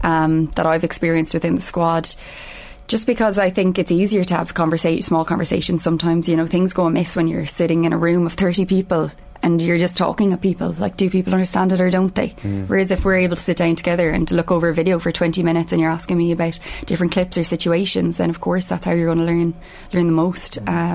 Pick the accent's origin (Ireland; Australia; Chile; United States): Ireland; we're hoping that we bring that as part of being Irish